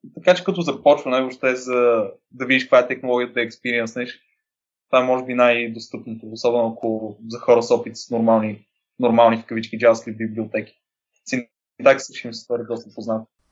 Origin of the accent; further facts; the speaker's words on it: Varna, Varna Province, Bulgaria; moved away as an adult; now in Sofia, Bulgaria; На 27 години съм от Варна, но живея в София от 10 години